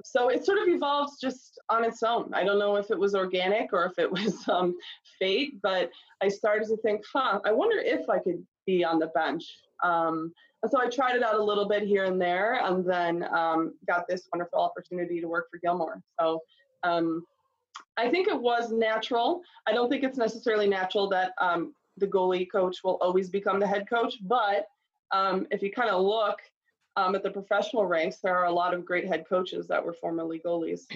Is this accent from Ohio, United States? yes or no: yes; Concord, Ohio, United States; we grew up in Concord, Ohio on Bradley Court